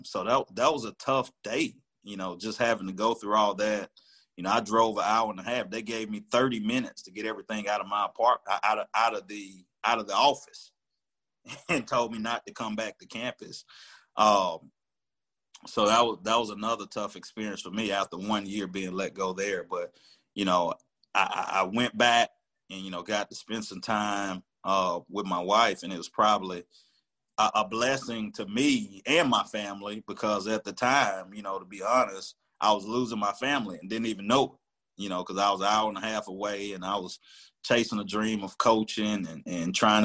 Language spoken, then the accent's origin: English; Tuscaloosa, Alabama, United States; I'm from Tuscaloosa. This is my hometown.